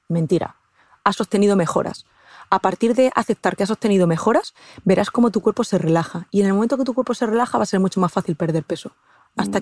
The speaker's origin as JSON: {"language": "Spanish", "region": "Castilla-La Mancha", "country": "Spain", "said": "yo es que soy manchega, soy de Castilla-La Mancha"}